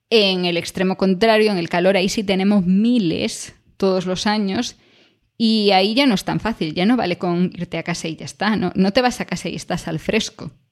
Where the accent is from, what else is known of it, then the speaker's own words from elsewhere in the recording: Spain; en España, desde la perspectiva de, España, lo del frío como que nunca nos ha dado tanto, ¿no?